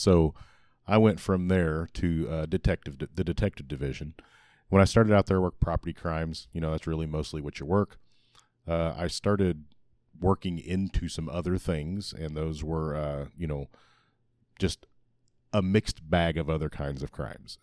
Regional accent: Republic, Missouri, United States; born or raised there

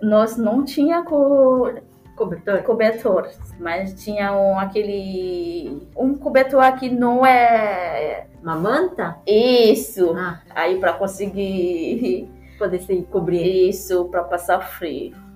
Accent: Port-au-Prince, Ouest, Haiti; Portuguese is a second language; moved away as an adult; now in Porto Alegre, Brazil; nasci no Haiti, na cidade de Porto Príncipe. Eu cresci no orfanato

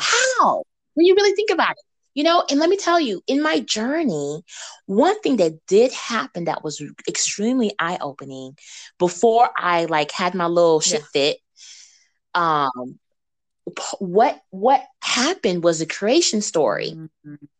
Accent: Missouri, United States; now in Memphis, United States; I come from Missouri where we get really beautiful snow

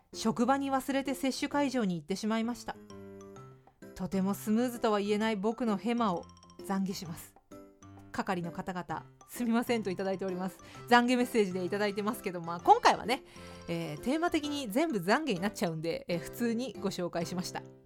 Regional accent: Fukuoka, Japan; now in Tokyo, Japan; 私は福岡県福岡市出身

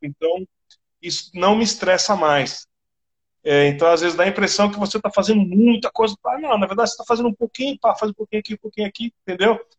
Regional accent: Brazil

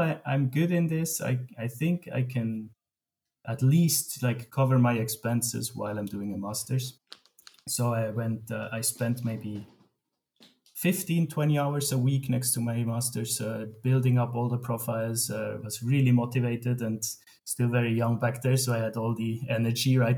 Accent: Switzerland; I grew up in Switzerland, and we have an amazing education system

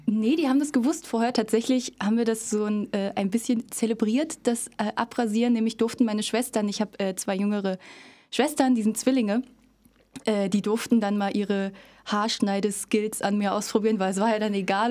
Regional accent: Cottbus, Brandenburg, Germany; Ich komme aus Cottbus. Ich bin hier schon immer gewesen. Ich komme äh, von nirgendwo anders her. Also ich war natürlich schon mal woanders, aber äh, ich bin hier quasi geboren und aufgewachsen

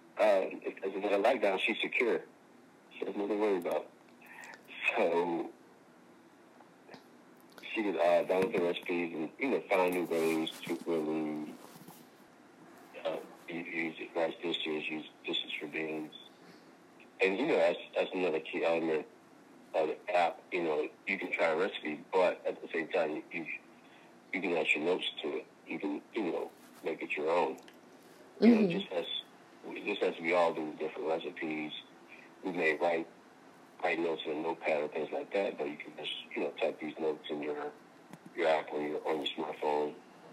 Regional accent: Louisiana, United States; I'm from Louisiana. I'm bringing the Southern essence to California.

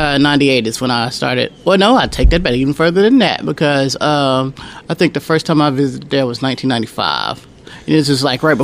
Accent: Conway, Arkansas, United States; I wasn't born here, but I was raised here in Conway. I was born in Camden, Arkansas.

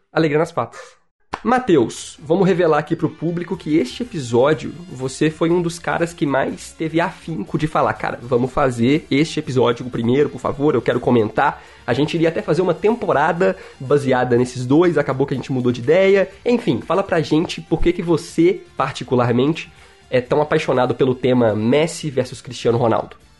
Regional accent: Minas Gerais, Brazil; accent: mineirês; Eu sou mineiro, mineirês, é minha língua principal

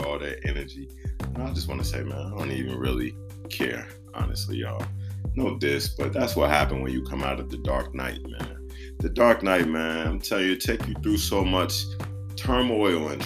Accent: Chicago, Illinois, United States; I grew up in Christianity. Shout out Liberty Temple Full Gospel Church and World Outreach Ministry, 79th in Western, Chi-Town.

